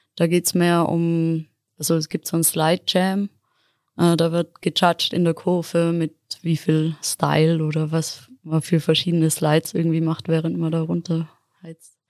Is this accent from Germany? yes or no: no; Innsbruck, Tyrol, Austria; ich bin ursprünglich aus Innsbruck